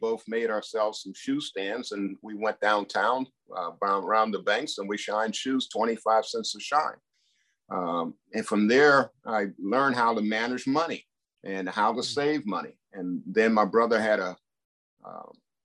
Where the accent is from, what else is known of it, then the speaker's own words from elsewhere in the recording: Duquesne, Pennsylvania, United States; I and my eight brothers and sisters were raised, educated in Duquesne, Pennsylvania